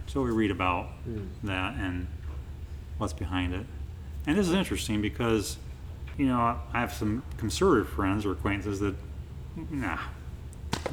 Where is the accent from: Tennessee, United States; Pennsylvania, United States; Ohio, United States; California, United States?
Ohio, United States; Pandora; from Pandora, Ohio